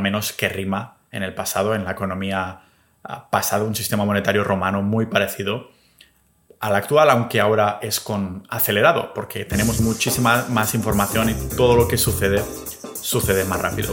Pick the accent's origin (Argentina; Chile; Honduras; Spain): Spain; Catalonia; also born or lived in New Zealand / Australia; mi pueblo, catalán